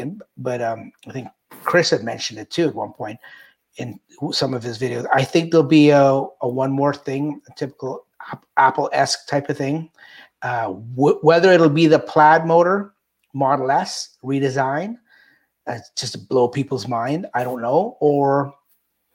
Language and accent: English; Canada; I'm Canadian